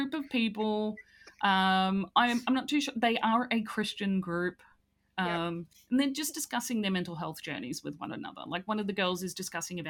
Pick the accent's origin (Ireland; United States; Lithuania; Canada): Ireland; as an Irish person